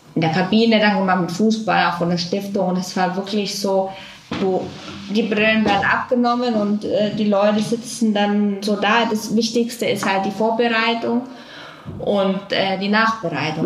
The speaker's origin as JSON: {"language": "German", "area": "Franconia", "region": "Bavaria", "country": "Germany", "moved": "yes", "lives_now": "Cologne, Germany", "said": "ich komme aus Franken"}